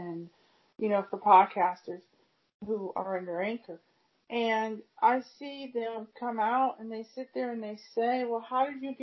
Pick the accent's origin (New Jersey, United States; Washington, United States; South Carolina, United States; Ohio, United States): Ohio, United States; Cleveland; also born or lived in California; now in Akron, United States; I live in Akron, 50 minutes away from Cleveland. I'm originally from Cleveland.